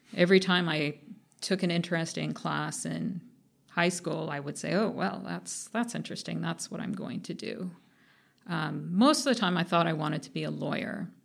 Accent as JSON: {"language": "English", "town": "Anaheim", "region": "California", "country": "United States", "tie": "born or raised there", "also_born_or_lived": "Los Angeles, California", "moved": "yes", "said": "I was born in L A, but I grew up in Orange County, which is in between Los Angeles and San Diego"}